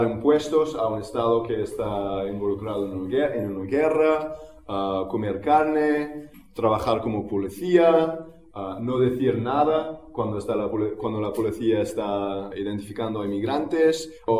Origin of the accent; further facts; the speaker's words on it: Barcelona, Catalonia, Spain; vengo de Barcelona